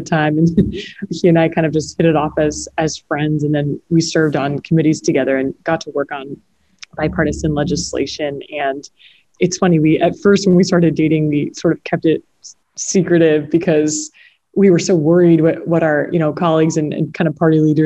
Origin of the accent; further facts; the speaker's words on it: Connecticut, United States; my home state in Connecticut